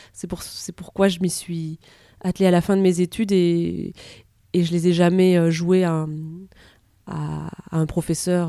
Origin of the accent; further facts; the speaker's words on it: near Perpignan, Occitania, France; j'ai grandi près de Perpignan